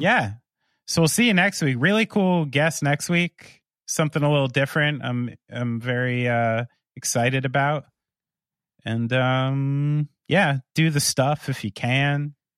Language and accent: English; United States; as an American